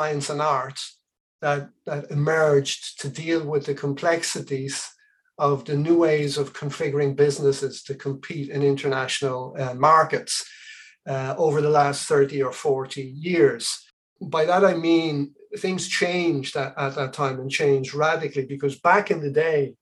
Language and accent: English; Dublin, Leinster, Ireland; also born or lived in Aden, Yemen / Asturias, Spain; they brought me back here to Dublin, where I grew up as a child.